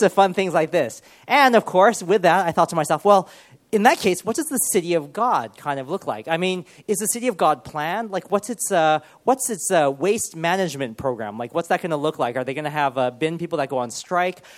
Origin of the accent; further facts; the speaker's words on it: Los Angeles, California, United States; moved away as an adult; also born or lived in Ohio / Loughborough / Sheffield / Cardiff; now in Birmingham, United Kingdom; when I was probably about five or six, my parents moved to Los Angeles, and we moved into the city called Monterey Park